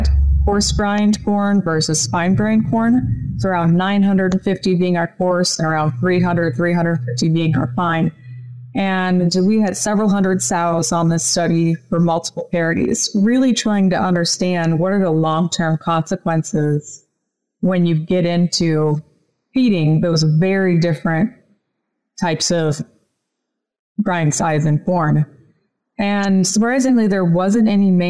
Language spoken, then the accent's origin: English; Illinois, United States; I grew up in Illinois on our family farm